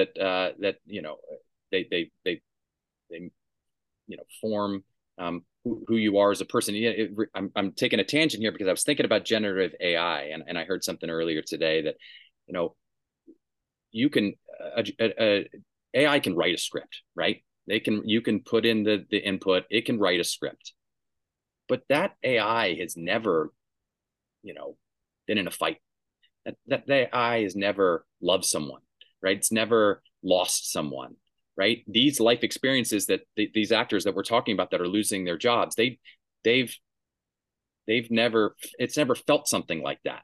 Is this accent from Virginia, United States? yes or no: no; Durham, North Carolina, United States; I grew up in Durham, North Carolina